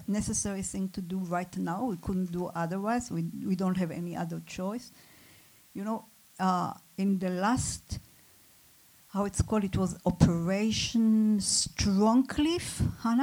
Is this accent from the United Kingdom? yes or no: no; Israel; I come from Israel